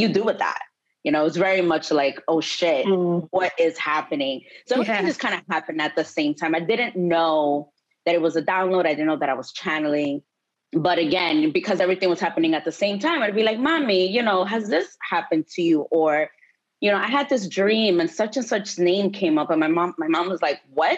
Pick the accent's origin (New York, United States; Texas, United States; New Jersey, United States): New York, United States; I'm Dominican American, you know, grew up poor, working class, immigrant household, immigrant community in Washington Heights here in New York